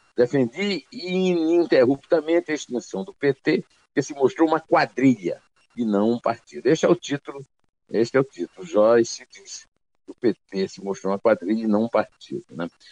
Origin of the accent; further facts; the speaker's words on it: Campina Grande, Paraíba, Brazil; moved away; also born or lived in sertão (Northeast Brazil); Fabulagem, como se diz lá no meu sertão. E na minha adolescência em Campina Grande também se falava assim